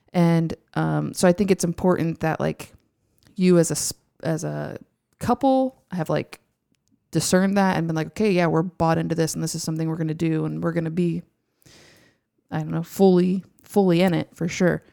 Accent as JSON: {"language": "English", "town": "Houston", "region": "Texas", "country": "United States", "tie": "born or raised there", "said": "I'm from Houston. I grew up in Houston, so I am an Astros fan"}